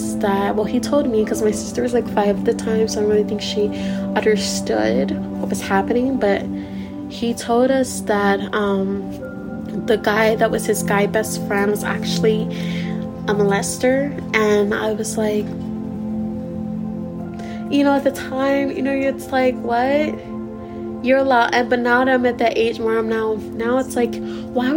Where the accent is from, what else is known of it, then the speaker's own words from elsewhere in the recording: Missouri, United States; I'm originally from Missouri